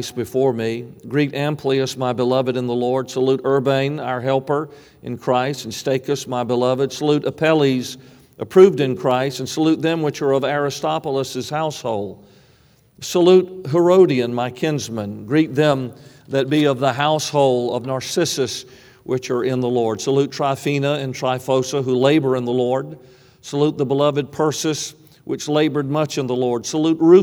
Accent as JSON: {"language": "English", "town": "Savannah", "region": "Georgia", "country": "United States", "tie": "born or raised there", "said": "I grew up in Savannah, and it was a city that had great Revolutionary War history behind it"}